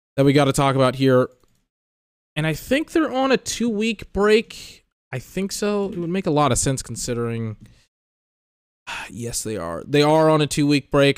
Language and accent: English; United States; I'm an American